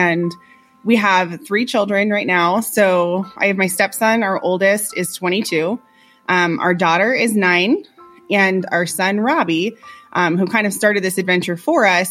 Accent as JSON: {"language": "English", "region": "Florida", "country": "United States", "tie": "born or raised there", "moved": "as an adult", "said": "We lived in Florida. We're both from Florida. We've lived there our entire lives"}